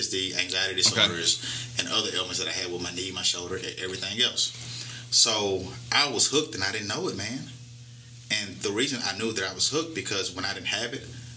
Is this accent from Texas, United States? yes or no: yes; Houston, Texas, United States; moved away; I grew up in Houston, Texas. Okay. Fifth Ward, one of the roughest neighborhoods in the inner city.